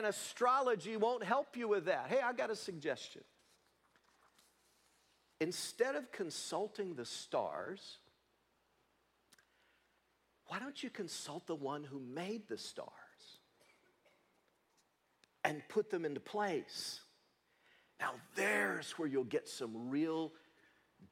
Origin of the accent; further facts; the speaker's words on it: Leoma, Tennessee, United States; moved away; little boy growing up in Leoma, Tennessee